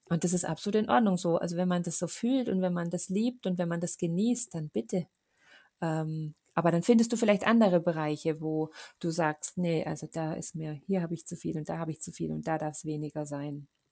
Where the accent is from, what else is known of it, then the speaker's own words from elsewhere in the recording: Munich, Bavaria, Germany; bei uns in München